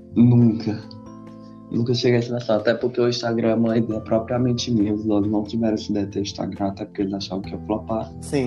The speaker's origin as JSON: {"language": "Portuguese", "country": "Brazil", "said": "eu sou do Brasil"}